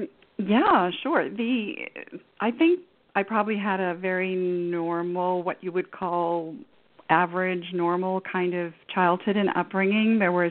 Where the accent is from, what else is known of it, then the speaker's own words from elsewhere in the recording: Canada; And I grew up in Canada, and we moved around a fair bit.